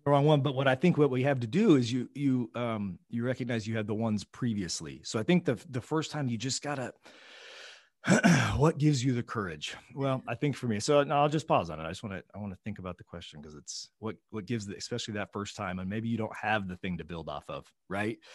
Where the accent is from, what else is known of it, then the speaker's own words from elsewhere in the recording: Oklahoma, United States; I'm from a flyover state. I'm from Oklahoma